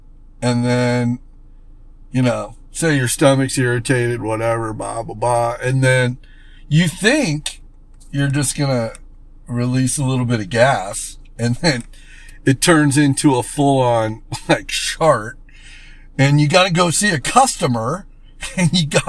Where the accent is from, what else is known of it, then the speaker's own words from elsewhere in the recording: West Palm Beach, Florida, United States; now in Arizona, United States; You know, I came from West Palm Beach, Florida, so Florida can be pretty humid, but Arizona's got its fair share